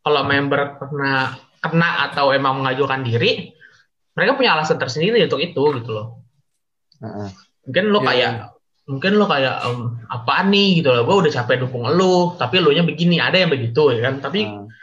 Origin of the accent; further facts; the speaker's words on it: Jakarta, Indonesia; also born or lived in Kalimantan; gue gue asli Jakarta cuma ada kan ada keluarga di Kalimantan jadi gue bolak balik